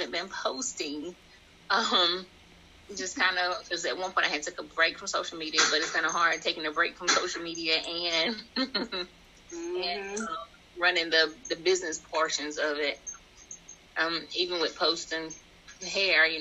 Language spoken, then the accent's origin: English; Robeson County, North Carolina, United States; I'm from Robeson County, Of course, I know more people in Robeson County